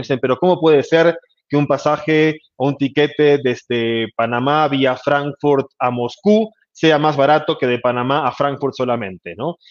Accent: Argentina; now in Mexico; mi tierra natal, Argentina

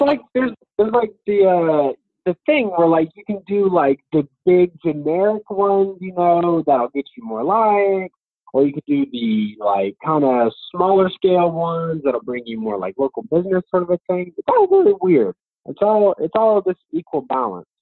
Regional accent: Amarillo, Texas, United States; his work has always inspired me, and even cooler that he's from my hometown.

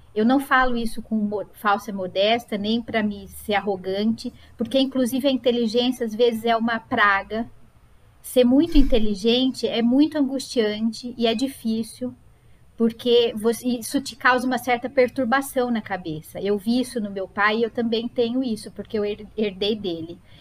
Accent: Sorocaba, São Paulo, Brazil; eu nasci em Sorocaba, é minha cidade de origem

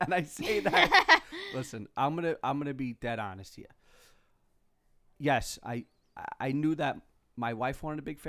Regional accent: New York City, New York, United States; I went to that school my whole life. So I'm from Flushing originally. Queens

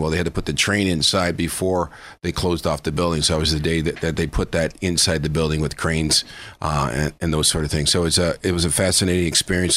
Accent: Chicago, Illinois, United States; moved away as an adult; also born or lived in Minnesota; now in Erie, United States; I'm originally from Chicago. I lived um, majority of my life in Chicago.

